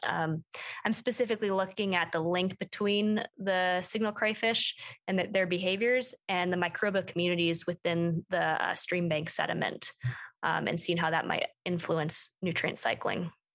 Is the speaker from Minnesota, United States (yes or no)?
yes; Plymouth, Minnesota, United States; moved away as an adult; now in Bozeman, United States; I grew up in Minnesota, um, just outside the Twin Cities